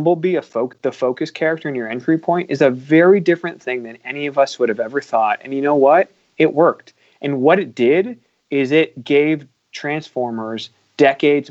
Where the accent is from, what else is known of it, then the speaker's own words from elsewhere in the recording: Canada; now in United States; me being Canadian, being a hockey fan in America.